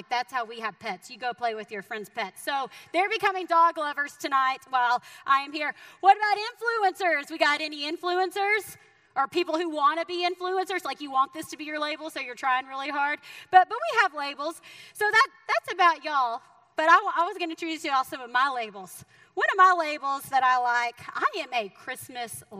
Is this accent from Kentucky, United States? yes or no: no; Texas, United States; moved away as an adult; now in Missouri, United States; by the way that I talk, I am from the great state of Texas, right? And so I am a Texan. You can take me out of Texas, but you can't take the Texas out of me